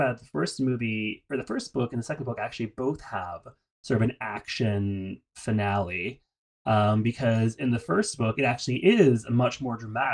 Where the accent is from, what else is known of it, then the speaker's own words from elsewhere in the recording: United States; as American readers